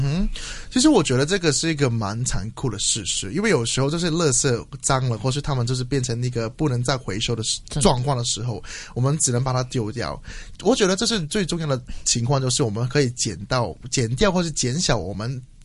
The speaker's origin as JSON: {"language": "Chinese", "country": "Hong Kong", "said": "作为一个香港人，其实有一点惭愧"}